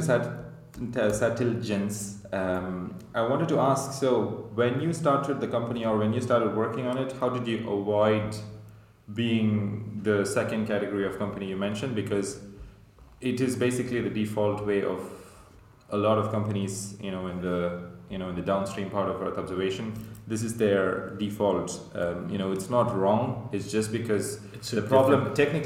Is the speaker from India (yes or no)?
yes; India; I come from India